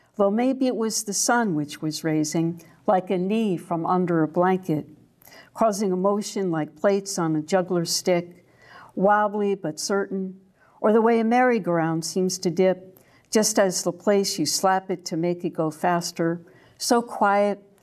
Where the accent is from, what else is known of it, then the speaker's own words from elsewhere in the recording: New York, United States; now in Deep East Texas, United States; the dogwoods I grew up among in New York